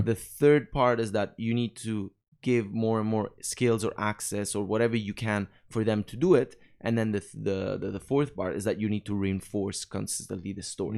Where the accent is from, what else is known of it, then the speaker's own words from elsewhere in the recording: Naples, Campania, Italy; English is a second language; moved away as an adult; also born or lived in Rome, Italy / Montreal, Canada / Paris, France / Dubai, UAE; I'm from Napoli, from the south